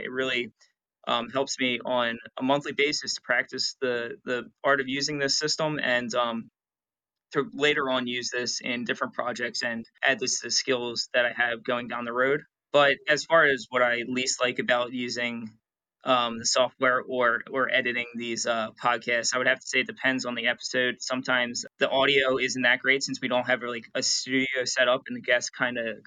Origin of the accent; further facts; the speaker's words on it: Atlantic City, New Jersey, United States; also born or lived in Orlando, Florida; I was born and raised in Atlantic City